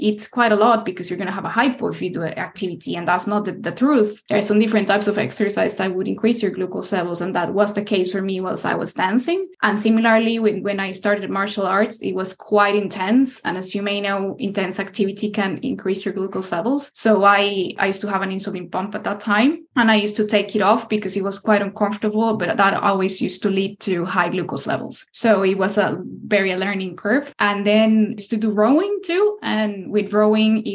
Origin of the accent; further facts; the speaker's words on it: Costa Rica; moved away as an adult; now in United Kingdom; I was born in Costa Rica, which is a country in Central America